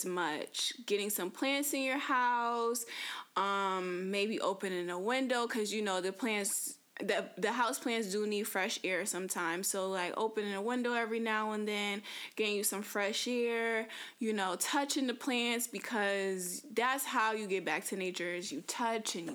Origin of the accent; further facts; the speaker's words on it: Connecticut, United States; moved away as an adult; I come from Connecticut, so I was born and raised in Connecticut. I lived there for 25 years